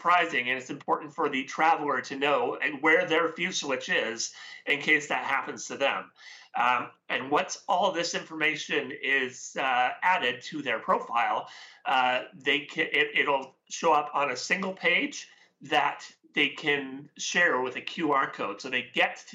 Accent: West Coast of Canada, Canada; I am Canadian, so I'm from the West Coast here.

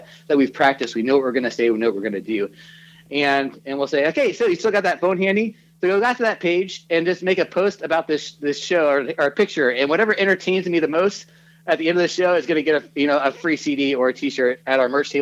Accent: Kansas City, United States; moved away; I grew up in Kansas City. That's our home.

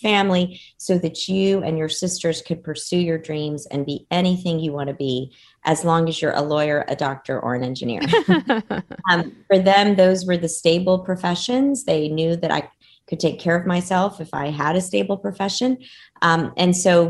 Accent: Dallas, Texas, United States; English is a second language; also born or lived in Cairo, Egypt; I was born in Cairo, Egypt, and had one sister at the time. It was my younger sister. And my family, my parents decided to immigrate from Cairo to Dallas, Texas, when I was a very young girl

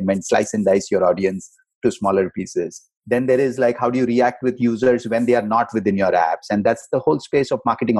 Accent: India; moved away as an adult; also born or lived in Mumbai; now in United States; I was born Indian. I am American now

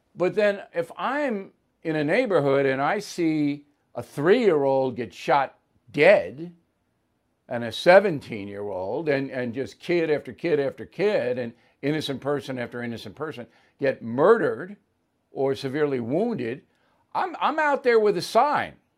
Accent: United States; I'm standing up for my country

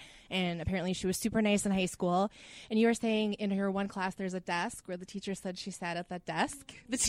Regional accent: Prior Lake, Minnesota, United States; We're both from Prior Lake

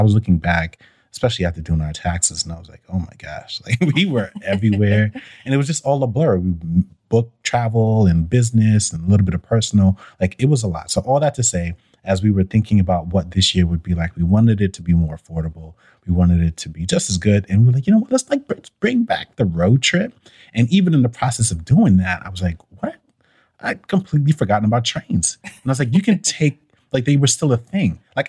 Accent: Brooklyn, New York, United States; now in Atlanta, United States; It was exactly the same year that I came from Brooklyn.

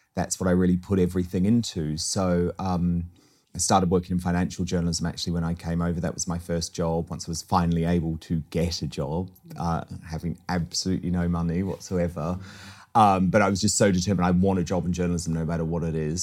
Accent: New Zealand; moved away as an adult; now in United Kingdom; I was born in New Zealand first generation and, um, moved here when I was twenty-one years old

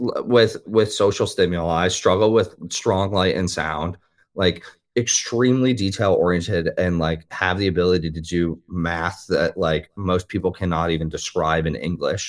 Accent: Midwest, United States; I'm from the Midwest, like, I grew up near cornfields

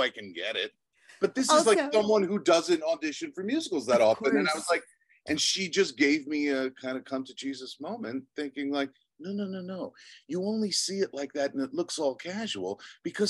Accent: Long Island, New York, United States; I was born in Long Island. I was born to two teachers, middle class upbringing

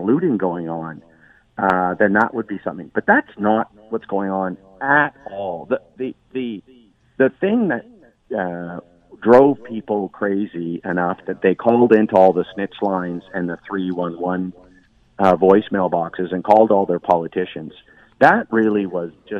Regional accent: Victoria, British Columbia, Canada; moved away; I'm from Victoria, BC originally

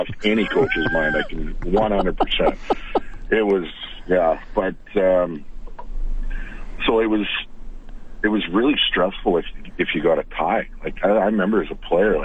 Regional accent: Edmonton, Alberta, Canada; I grew up in Millwoods and played Millwoods hockey my whole life

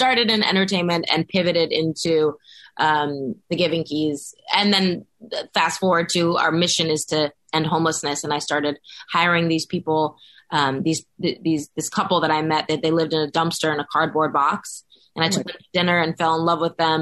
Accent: Los Angeles, California, United States; I grew up in Los Angeles, born and raised

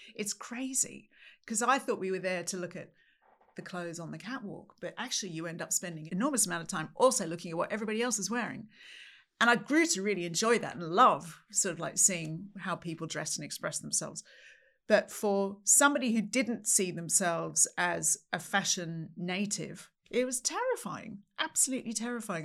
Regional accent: Sydney, New South Wales, Australia; moved away as an adult; now in United Kingdom; I'm from Australia, grew up in Sydney.

